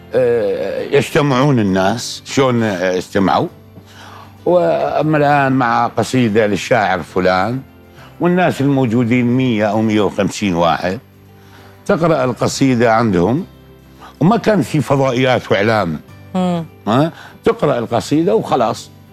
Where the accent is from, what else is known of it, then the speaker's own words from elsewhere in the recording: Iraq; بلدي العراق